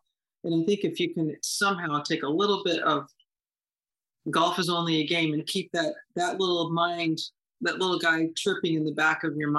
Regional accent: Horseheads, New York, United States; 10 minutes from home, growing up in Horseheads.

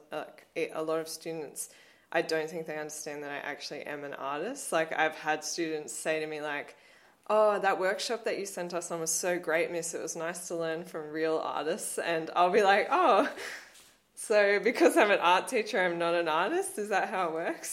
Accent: Blue Mountains, New South Wales, Australia; growing up in the Blue Mountains has inf- influenced me so much.

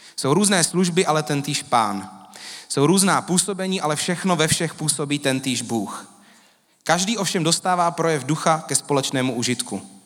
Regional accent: Czechia; My Češi

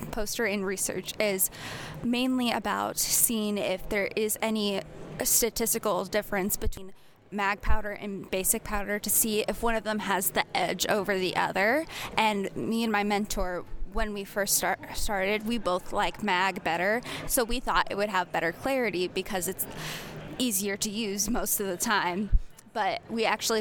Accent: Olathe, Kansas, United States; also born or lived in Topeka, Kansas; I'm from Olathe, Kansas, but I go to school at Washburn University in Topeka, Kansas

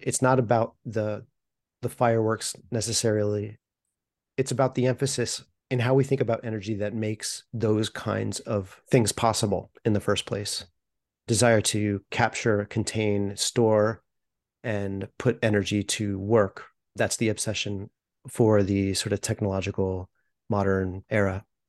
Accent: United States; as an American

